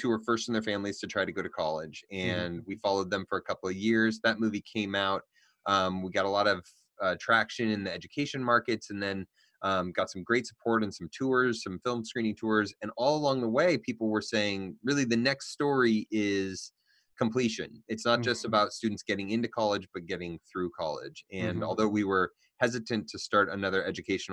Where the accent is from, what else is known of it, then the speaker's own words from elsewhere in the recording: California, United States; So I grew up in California, and I went to school here for film. I'm in California now